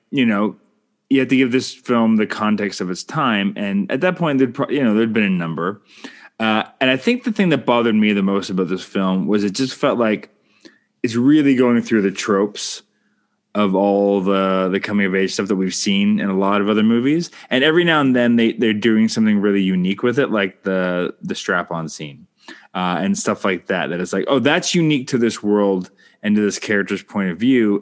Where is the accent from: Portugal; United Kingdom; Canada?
Canada; I'm Canadian filmmaker